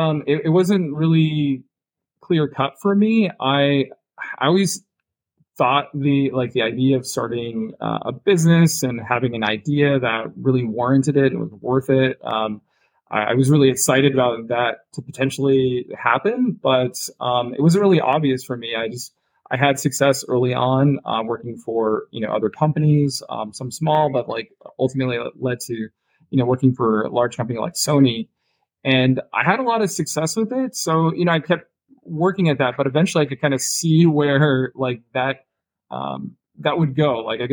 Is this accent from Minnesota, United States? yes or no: yes; Minnesota, United States; born there; now in San Diego, United States; But I was born in Minnesota. I live in San Diego today. Been in a few different parts of the country